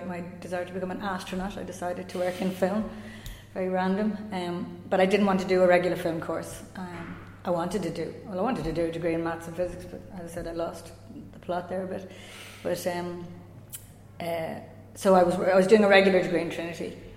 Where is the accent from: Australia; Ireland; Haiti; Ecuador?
Ireland; Dublin, Leinster; also born or lived in Mullinahone, Tipperary; I was born and reared mostly in Raheny in Dublin.